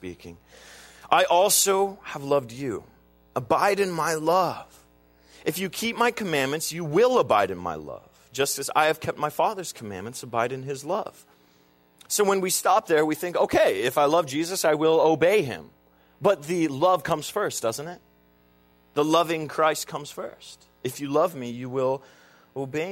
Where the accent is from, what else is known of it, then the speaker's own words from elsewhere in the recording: United States; I'm an American